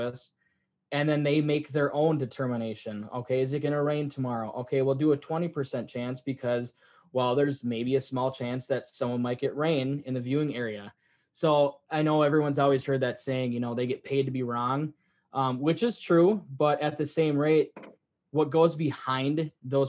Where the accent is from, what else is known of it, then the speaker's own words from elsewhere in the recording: Midwest, United States; growing up in the Midwest